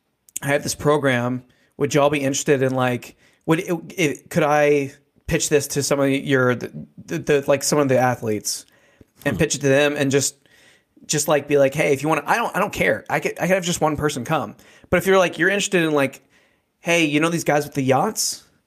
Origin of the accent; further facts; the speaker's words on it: United States; born there; I treat it as we have been given the most luckiest, like, get out of jail free card in the world by just being born in America, and me and you being born as white middle class dudes, right?